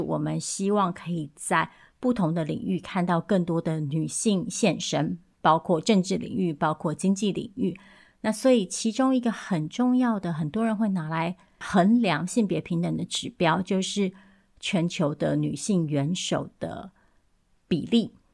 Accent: Taiwan; moved away; 我也是一个台湾人，我也是一个移民，我也是一个中产阶级

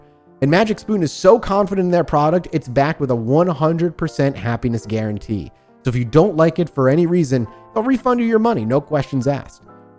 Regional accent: Rhode Island, United States; Oh, I grew up in Rhode Island.

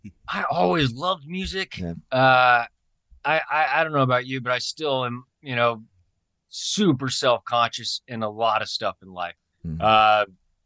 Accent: Taylorville, Illinois, United States; born there; also born or lived in Springfield; So I was adopted from Springfield or mm-hmm. Taylorville, Illinois. One of the two.

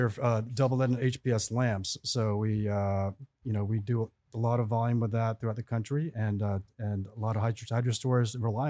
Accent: New York City, New York, United States; I was born and raised in New York City.

